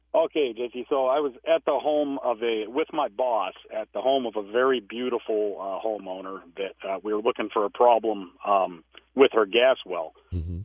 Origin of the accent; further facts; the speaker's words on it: Iowa, United States; now in Idaho, United States; I'm originally from Iowa.